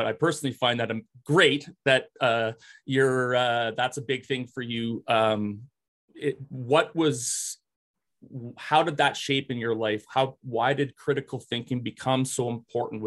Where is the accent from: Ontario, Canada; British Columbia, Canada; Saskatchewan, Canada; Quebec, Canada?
Saskatchewan, Canada; Regina; now in Alberta, Canada; I grew up in Ralph Goodale's constituency too, in Regina, Wascana